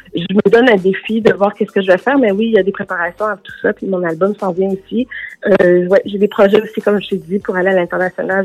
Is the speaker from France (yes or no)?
no; Canada; also born or lived in Los Angeles, United States; on vient du Canada